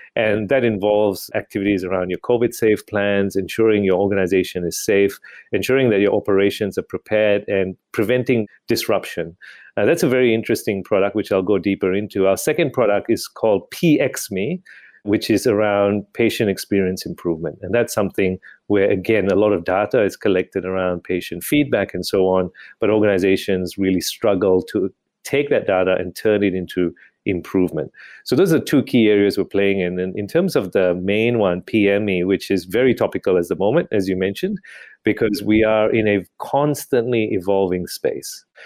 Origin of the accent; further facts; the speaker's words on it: Malaysia; moved away as an adult; also born or lived in United Kingdom; now in Australia; I was born and bred in Malaysia, grew up and went to do medicine in the U K